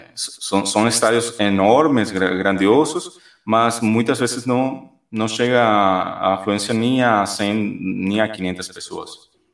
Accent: Guairá, Paraguay; moved away; fiquei parte da minha infância é, no Guairá, que é na parte central do Paraguai

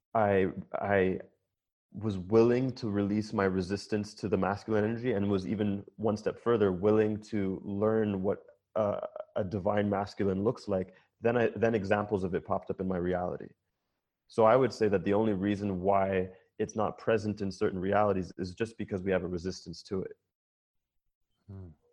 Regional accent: Jamaica; I'm Jamaican

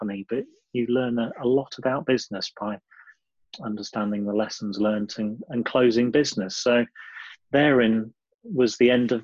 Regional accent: Lincolnshire, East Midlands, United Kingdom; moved away as an adult; also born or lived in Sheffield; Born and bred in Lincolnshire, I left home after a very conservative background to do my degree in 1988

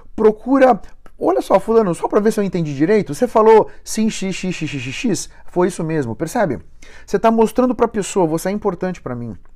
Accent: São Paulo, Brazil; eu sou de São Paulo, estou aqui em Joinville hoje

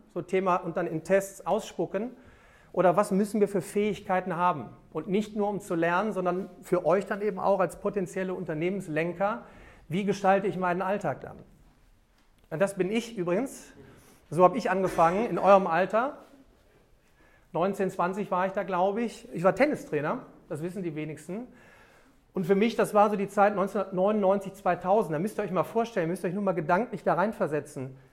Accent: Remscheid, North Rhine-Westphalia, Germany; in meiner Heimatstadt, ich komme aus Remscheid

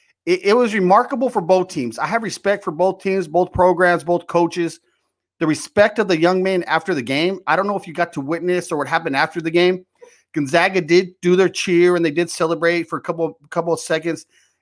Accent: El Paso, Texas, United States; now in Fort Worth, United States; I was born and raised in El Paso, Texas, and I'm out in Fort Worth, Texas now

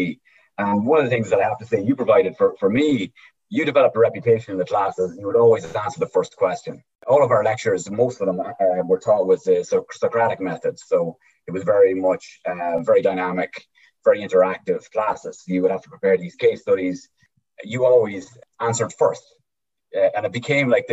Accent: East Cavan, Ulster, Ireland; moved away as an adult; now in United States; I'm from East Cavan

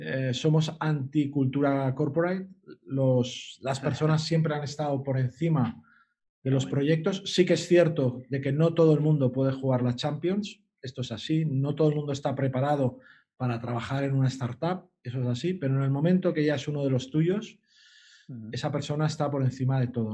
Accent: Sant Feliu de Guíxols, Catalonia, Spain; yo soy de San Feliu de Guisol, somos gente marinera

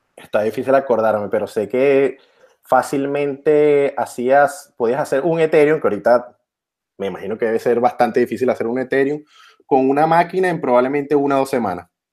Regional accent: Venezuela; soy de Venezuela

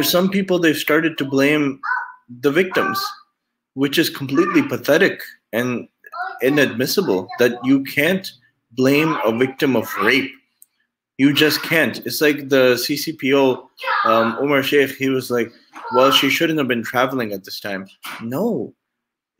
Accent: United States; by birth, I'm American. I was raised in America, born in America. But by origin, I'm Pakistani. Both of my parents are from Pakistan

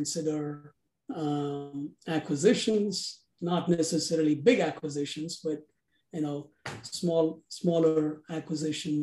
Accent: India; moved away as an adult; now in United States; I'm originally from India. I came here to the US as a graduate student in accounting and decided to stay back

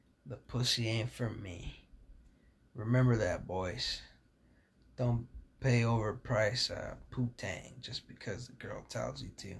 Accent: California, United States; I'm from California.

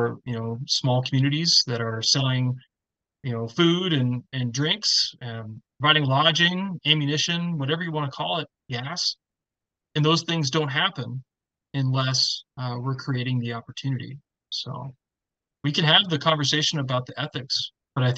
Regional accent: Oregon, United States; as a kid, you know, growing up in Oregon

